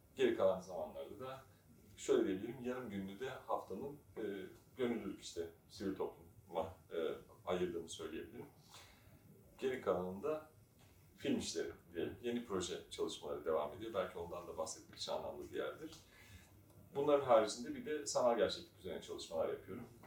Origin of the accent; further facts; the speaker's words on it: Istanbul, Turkey; ben de zaten Erenköy'de büyüdüm.